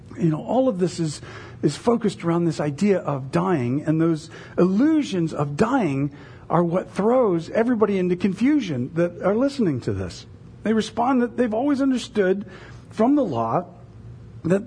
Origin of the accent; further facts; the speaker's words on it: United States; as American evangelical Christians